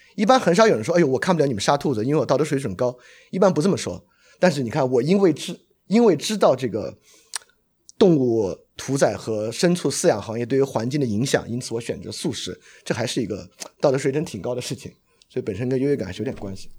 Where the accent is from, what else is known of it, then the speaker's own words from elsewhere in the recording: Sichuan, China; 我来自四川嘛，我们那边有很多活杀吃法